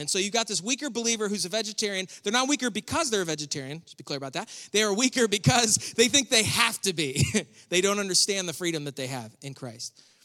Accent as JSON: {"language": "English", "area": "near Buffalo", "region": "New York", "country": "United States", "tie": "born or raised there", "said": "I was born and raised near Buffalo, the home of the chicken wing"}